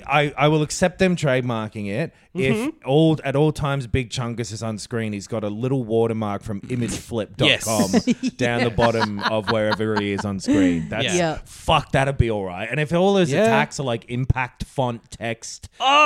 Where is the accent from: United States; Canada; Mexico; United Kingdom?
United Kingdom; England; Well, I'm English